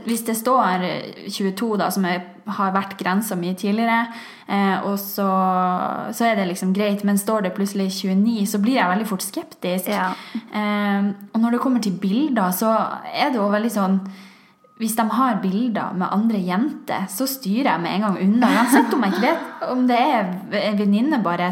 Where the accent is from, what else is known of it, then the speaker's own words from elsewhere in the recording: Tromsø, Troms, Norway; Jeg er fra Tromsø